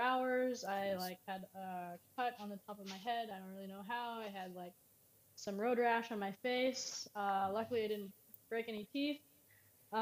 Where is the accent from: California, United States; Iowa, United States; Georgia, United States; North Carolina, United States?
California, United States; moved away as an adult; also born or lived in Indianapolis; I'm from California